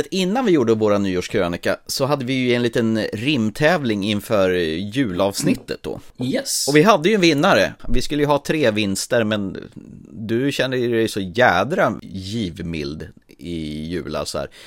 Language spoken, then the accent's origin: Swedish; Sweden; Jag är också svensk.